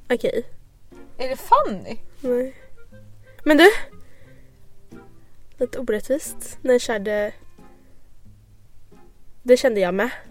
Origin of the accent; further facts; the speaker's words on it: Skåne, Sweden; accent: Scanian; Jag känner utanför min skånska.